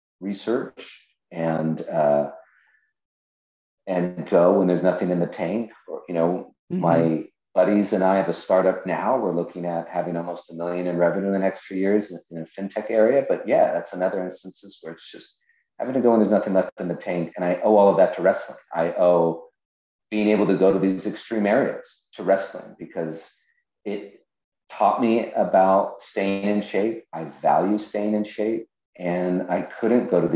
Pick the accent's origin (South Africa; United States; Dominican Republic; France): United States; California; moved away as an adult; now in Connecticut, United States; I'm from California. I'm 3,000 miles away from my family